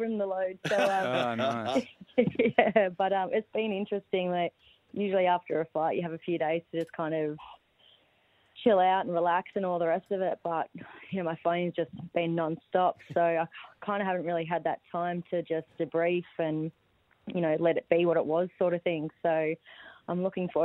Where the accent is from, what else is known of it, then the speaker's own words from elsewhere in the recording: Badgingarra, Western Australia, Australia; also born or lived in Sydney; now in Townsville, Australia; I'm from Western Australia, a small town called Badgingarra. So I was born and raised on a farm